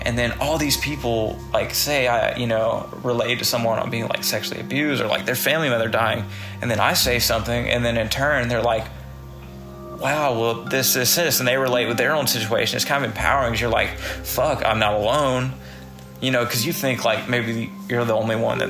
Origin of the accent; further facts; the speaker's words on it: the South, United States; I'm from the South